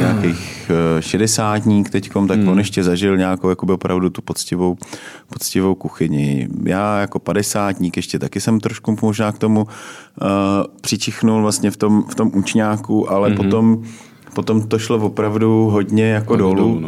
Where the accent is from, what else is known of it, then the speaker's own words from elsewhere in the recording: Czechia; my obecně jako Češi